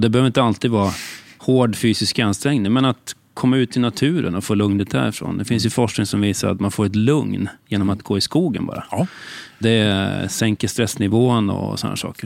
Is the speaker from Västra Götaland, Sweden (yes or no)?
no; Katrineholm, Södermanland, Sweden; also born or lived in Stockholm; Jag är 48 år och född och uppvuxen i Katrineholm